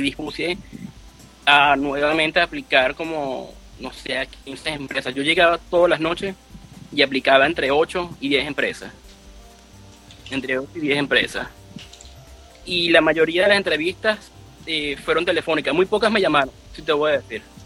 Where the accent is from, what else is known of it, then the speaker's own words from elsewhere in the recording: Venezuela; moved away as an adult; now in United States; como venezolano